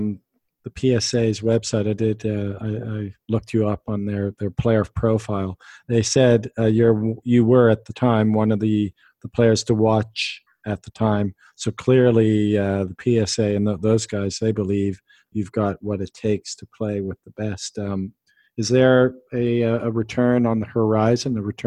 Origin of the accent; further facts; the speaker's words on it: Calgary, Alberta, Canada; I was born in Calgary.